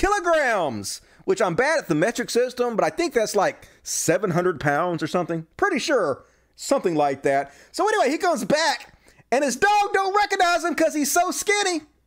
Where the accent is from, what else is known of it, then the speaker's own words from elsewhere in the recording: United States; I'm American